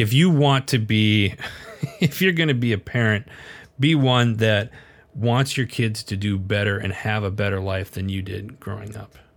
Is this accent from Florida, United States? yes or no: no; Wisconsin, United States; I was born and raised in Wisconsin, we were a much further further north